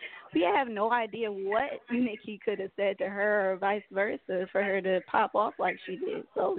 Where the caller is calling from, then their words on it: Atlanta, Georgia, United States; Calling from Atlanta, Georgia.